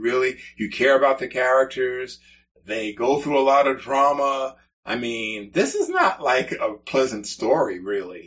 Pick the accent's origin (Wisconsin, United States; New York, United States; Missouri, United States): New York, United States; New York City; moved away; I grew up in the Bronx and experienced real winters up there